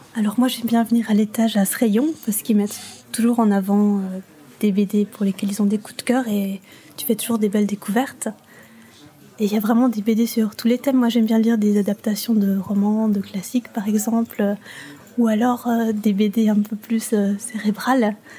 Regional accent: Neuchâtel, Switzerland; moved away as an adult; now in Mulhouse, France; je suis d'origine suisse et j'ai grandi en Suisse avant de venir m'installer en France

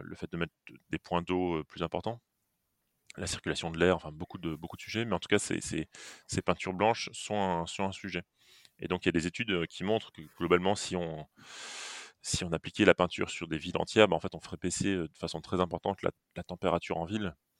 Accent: Metz, Grand Est, France; now in Nantes, France; à l'origine je suis messin

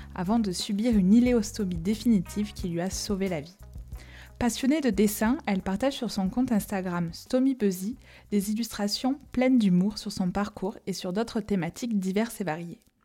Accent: France; accent: chantant

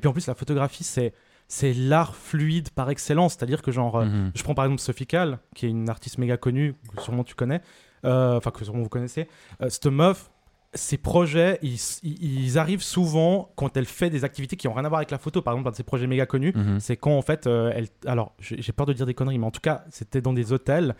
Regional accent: Vevey, Vaud, Switzerland; je viens de Vevey, je suis né à Vevey.

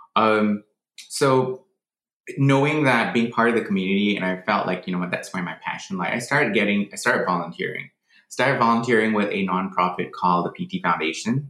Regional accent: Malaysia; moved away as an adult; now in United States; I was actually born in Malaysia. I grew up in Malaysia.

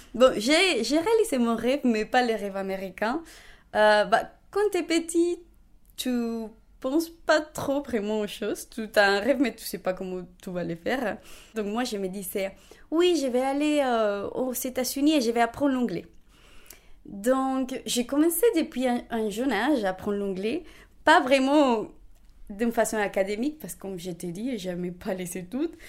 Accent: Bogotá, Bogotá Capital District, Colombia; French is a second language; moved away as an adult; now in Rennes, France; Je suis née à Bogota, donc la capitale de la Colombie

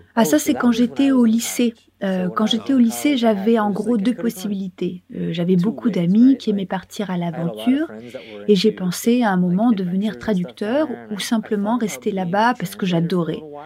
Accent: Michigan, United States; moved away; also born or lived in Indiana; je suis né dans l'Indiana, aux États-Unis, mais j'ai très rapidement déménagé dans le Michigan. C'est là que j'ai grandi

